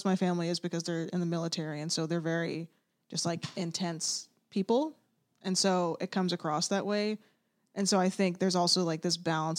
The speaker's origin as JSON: {"language": "English", "town": "Atlanta", "region": "Georgia", "country": "United States", "tie": "born or raised there", "said": "I'm from Atlanta, Georgia, born and raised."}